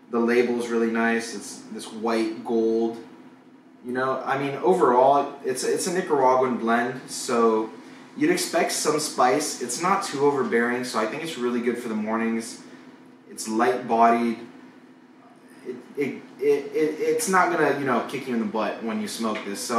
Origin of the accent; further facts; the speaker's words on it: Cuba; moved away; We, we kind of gave everyone the, the coffee addiction that we had when we came over from Cuba.